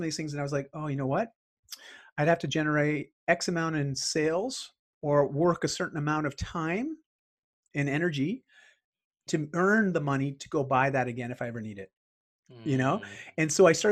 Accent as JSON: {"language": "English", "region": "Ontario", "country": "Canada", "tie": "born or raised there", "also_born_or_lived": "Bali", "said": "I grew up in Ontario"}